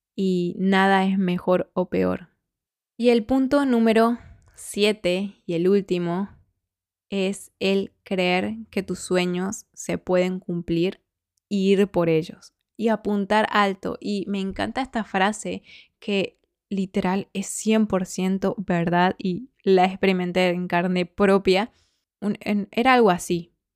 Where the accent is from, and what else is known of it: Argentina; moved away as an adult; now in Spain